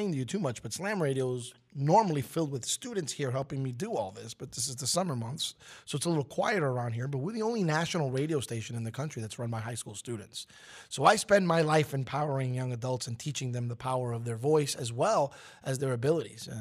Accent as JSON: {"language": "English", "town": "New York City", "region": "New York", "country": "United States", "tie": "born or raised there", "said": "having been born and raised in Brooklyn, New York, I was a Knicks fan."}